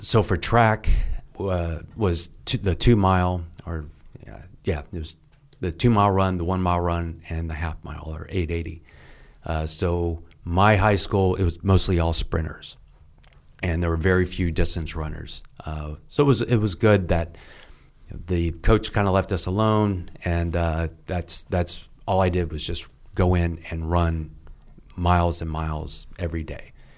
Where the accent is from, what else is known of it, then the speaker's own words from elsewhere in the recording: Lexington, Kentucky, United States; moved away; I grew up in Kentucky and, uh, Lexington